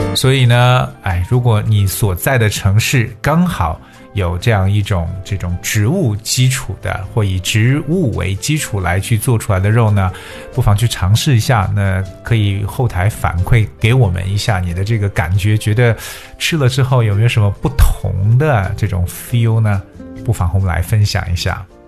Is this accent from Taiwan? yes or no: no; China; 我们中国人